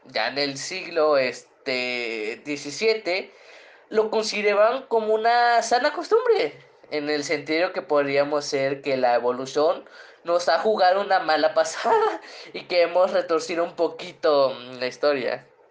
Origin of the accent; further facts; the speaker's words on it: Guerrero, Mexico; moved away; also born or lived in Puebla; de donde yo vengo. Ah, es que soy de la costa